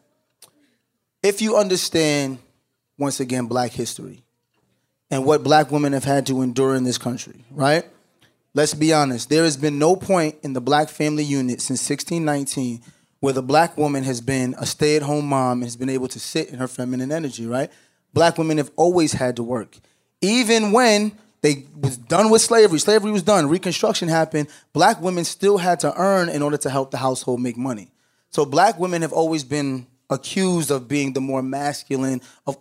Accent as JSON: {"language": "English", "region": "New York", "country": "United States", "tie": "born or raised there", "moved": "yes", "said": "I grew up in New York"}